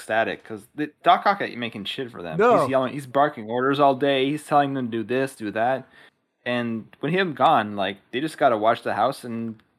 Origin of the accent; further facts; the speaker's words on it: Montreal, Quebec, Canada; My hometown.